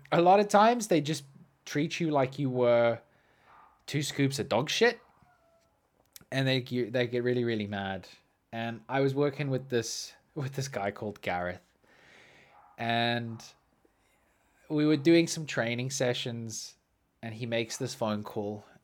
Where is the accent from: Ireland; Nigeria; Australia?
Australia; Mate, you know I'm Australian. I am Australian.